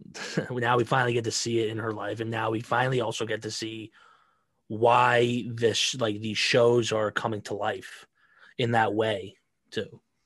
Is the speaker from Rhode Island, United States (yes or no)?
yes; Rhode Island, United States; I'm from Rhode Island.